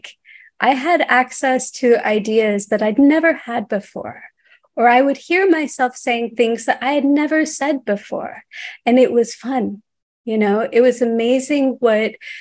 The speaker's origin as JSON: {"language": "English", "region": "Texas", "country": "United States", "tie": "born or raised there", "said": "growing up in Texas"}